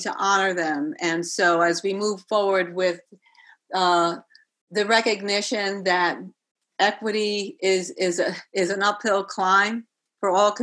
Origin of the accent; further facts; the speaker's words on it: New York City, New York, United States; I grew up in the South Bronx, the household w- could have been in Puerto Rico. We spoke Spanish